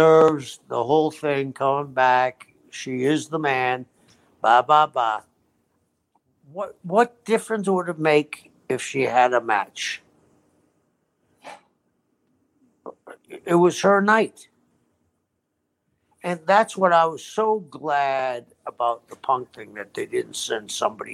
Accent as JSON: {"language": "English", "region": "Florida", "country": "United States", "said": "I'm from Florida"}